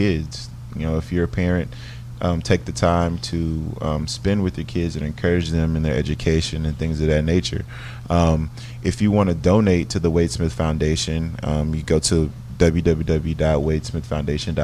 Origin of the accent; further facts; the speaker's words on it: Dallas, Texas, United States; moved away as an adult; now in Houston, United States; the area that I grew up in Dallas. And so I always go back to my elementary school, Wallace Elementary